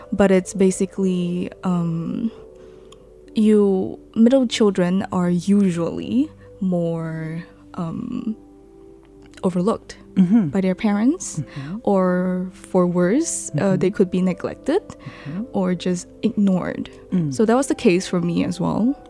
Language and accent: English; Johor Bahru, Johor, Malaysia; moved away as an adult; now in Taiwan; I was born in Johor, mm-hmm. Johor Bahru